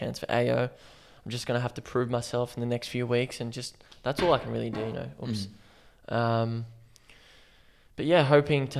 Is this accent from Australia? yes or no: yes; Melbourne, Victoria, Australia; now in Brisbane, Australia; I'm originally from Melbourne.